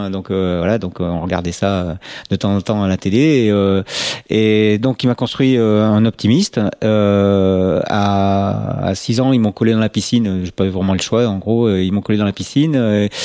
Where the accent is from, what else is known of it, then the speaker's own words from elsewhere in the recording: Nantes, Pays de la Loire, France; born there; moi je suis né euh, à Nantes alors pas, pas, par accident mais voilà donc la famille vivait donc à Nantes à ce moment-là et donc j'y suis né